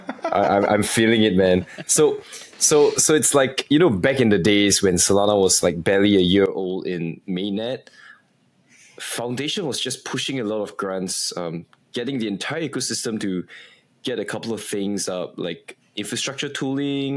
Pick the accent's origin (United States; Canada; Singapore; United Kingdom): Singapore; The entire team is based in Singapore as well. Actually, most of us are Singaporeans